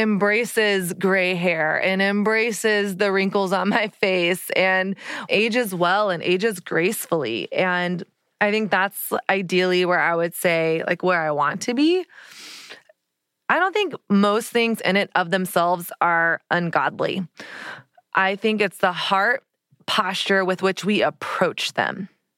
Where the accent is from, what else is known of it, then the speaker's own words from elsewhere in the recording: Dallas, Texas, United States; And I realized, oh, I am from Dallas, Texas, where every woman has fake tan, fake boobs, fake eyelashes, hair extensions, Botox, like lip fillers, everything.